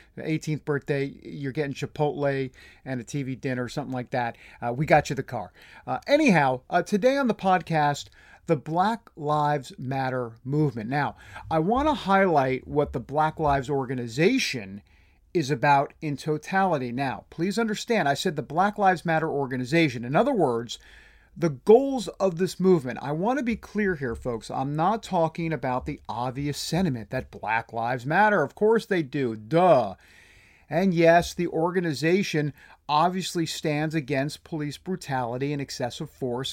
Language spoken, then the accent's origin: English; New Jersey, New York tri-state area, United States; I'm from the New Jersey, New York, tri-state area